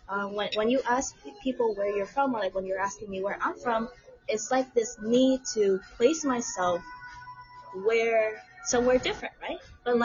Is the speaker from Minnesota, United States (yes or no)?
no; Tacoma, Washington, United States; also born or lived in Vietnam; Tacoma. Yeah, like about 30 minutes down from Seattle.